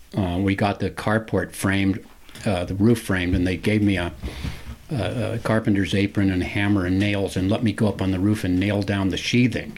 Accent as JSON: {"language": "English", "town": "San Francisco", "region": "California", "country": "United States", "tie": "born or raised there", "said": "growing up in San Francisco and and and being native Californian"}